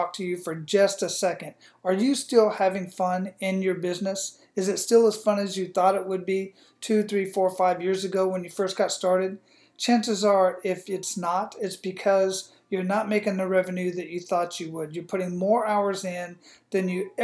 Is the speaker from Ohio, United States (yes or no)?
no; Phoenix, Arizona, United States; moved away as an adult; also born or lived in Hawaii; now in Tampa, United States; I grew up in Phoenix, Arizona